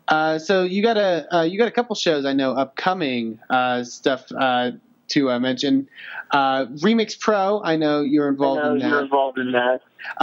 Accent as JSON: {"language": "English", "region": "Texas", "country": "United States", "said": "As the resident Texan"}